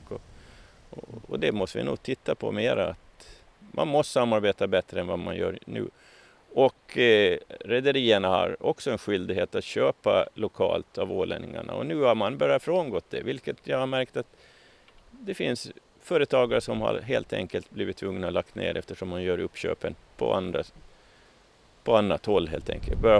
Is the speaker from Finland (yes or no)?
yes; Åland, Finland; Ja, ja, som alla ålänningar så har jag jobbat en gång i tiden på, på somrarna på Ekerölinjen.